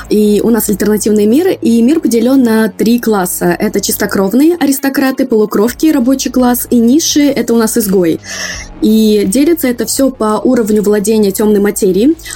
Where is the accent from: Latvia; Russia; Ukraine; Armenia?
Russia; Moscow; учитывая, что я выросла, родилась и выросла в Москве, я очень далека от всего своего